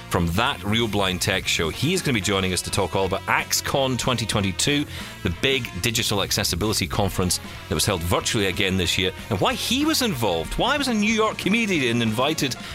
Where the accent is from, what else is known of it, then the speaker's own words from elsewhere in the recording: Scotland, United Kingdom; I'm Scottish